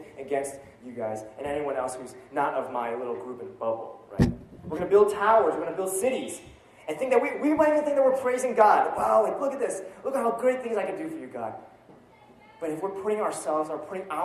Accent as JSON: {"language": "English", "country": "United States", "said": "as American myself"}